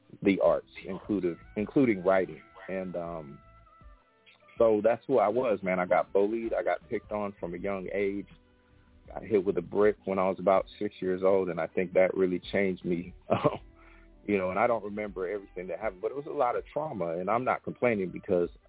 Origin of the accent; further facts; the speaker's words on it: West Coast, United States; I'm from the West Coast